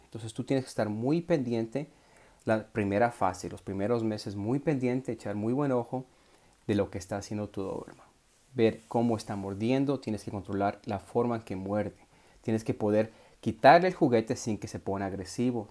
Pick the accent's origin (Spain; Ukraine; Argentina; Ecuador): Ecuador; moved away; also born or lived in Puerto Peñasco, Mexico; Ecuador, donde nací